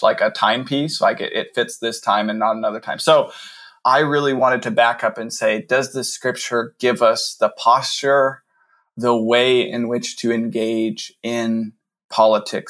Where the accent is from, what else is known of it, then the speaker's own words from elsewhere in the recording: United States; I wrote this as an American Protestant white Westerner